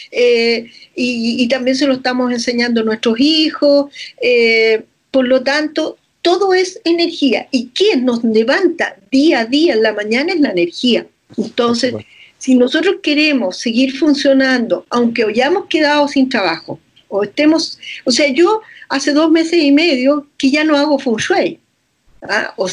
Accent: Chile; como una chilena te puede decir las cosas que un maestro de Feng Shui ha estado estudiando por años.

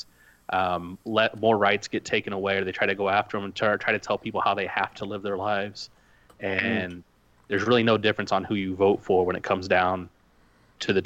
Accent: Indiana, United States; I come from the great state of Indiana here in the United States in the Midwest

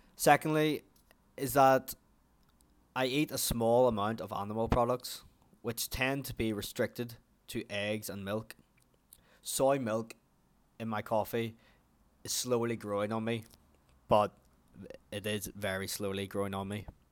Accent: Ireland; also born or lived in New Zealand; as you can probably already tell from my accent, that I am from Ireland

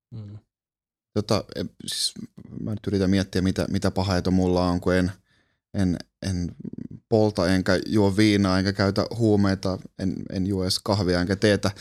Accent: Kuusjoki, Southwest Finland, Finland; mä oon kotoisin Kuusjoelta, mikä on ihan keskeltä metsää, semmoinen pieni 2000 ää, asukkaan kunta tuolla Salon lähellä

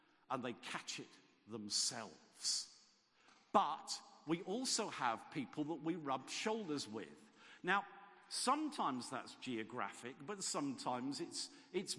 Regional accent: Southampton, South East England, United Kingdom; moved away; also born or lived in Gloucester; I was born in Southampton in a suburb called Shirley. My father worked in Shirley. He came home for his lunch. I went to school in Shirley.

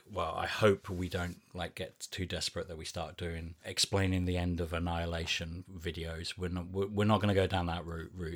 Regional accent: New Zealand; I didn't know who he was because I grew up in New Zealand.

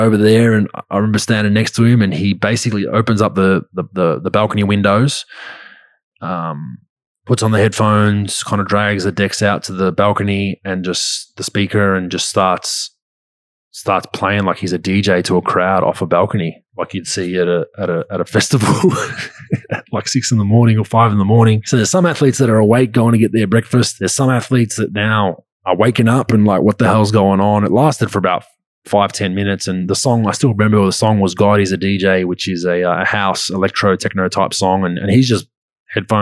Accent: Australia; also born or lived in Utah; we're all Australian on that national team

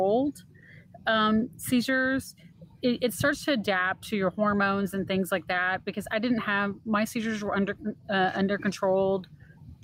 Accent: Texas, United States; I'm actually from Texas.

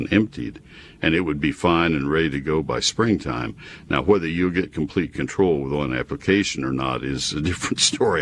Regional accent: College Station, Texas, United States; I grew up in College Station with my dad doing research for companies that were getting labels for products. He was a herbicide specialist

